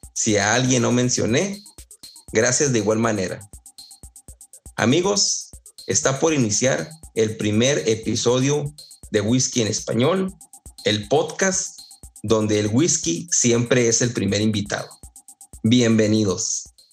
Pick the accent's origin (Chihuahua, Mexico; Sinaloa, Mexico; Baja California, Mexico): Chihuahua, Mexico; Ascensión; moved away as an adult; also born or lived in Ciudad Juárez; now in Houston, United States; también soy de Ascensión, Chihuahua de la Chona. Eh, ahí me crié, 18 años, y nací en Ciudad Juárez.